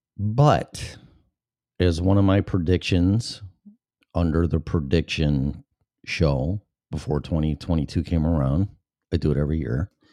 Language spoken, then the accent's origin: English; Chicago, Illinois, United States; moved away as an adult; now in Florida, United States; I'm from Chicago, and I grew up with Chicago radio. And, uh, ever since I was a little kid. And teenage, and twenties, and thirties, and forties, and then I left the age of fifty-two.